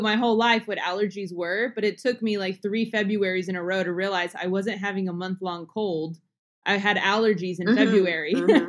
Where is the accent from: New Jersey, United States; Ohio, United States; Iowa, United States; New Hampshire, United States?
New Jersey, United States; now in Texas, United States; I'm from New Jersey. It's a kind of like northeast. It's near New York City.